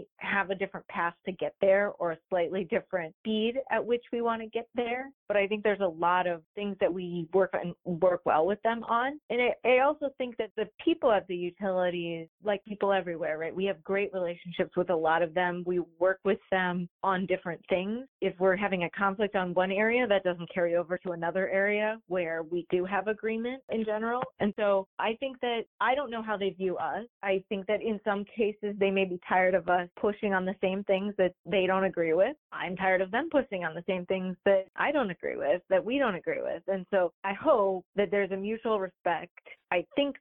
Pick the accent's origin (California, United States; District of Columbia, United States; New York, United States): New York, United States; upstate; now in Michigan, United States; I'm from upstate New York, and so I have some New Yorker in me